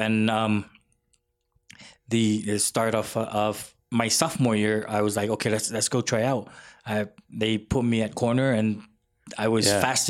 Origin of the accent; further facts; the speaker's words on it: American Samoa; moved away as an adult; also born or lived in Fort Benning, Georgia / Upstate New York; I was born and raised in American Samoa. And went to high school there